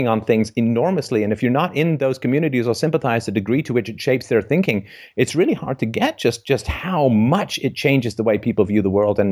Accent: England, United Kingdom; also born or lived in Ireland; I was born in Ireland, but I grew up in England

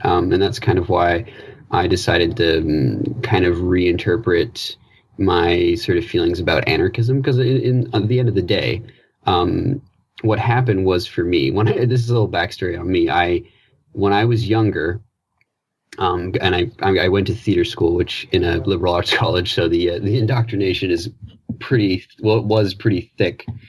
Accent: Newfoundland and Labrador, Canada; I'm, I'm from Newfoundland

